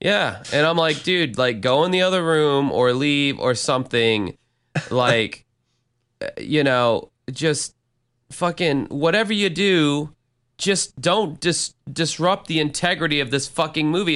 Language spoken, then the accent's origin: English; Florida, United States; first language English; my home state of Florida